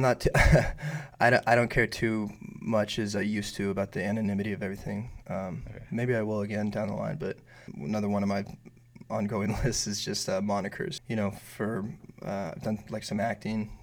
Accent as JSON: {"language": "English", "area": "Bay Area", "region": "California", "country": "United States", "also_born_or_lived": "East Bay", "moved": "as an adult", "lives_now": "Los Angeles, United States", "said": "Um, no, I'm from the Bay Area originally."}